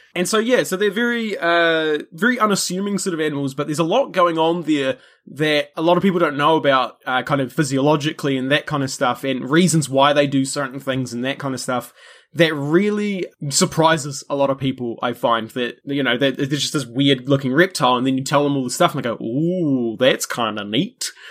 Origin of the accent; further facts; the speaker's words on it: New Zealand; which by, you know, my accent and stuff, you probably gather that's where I'm from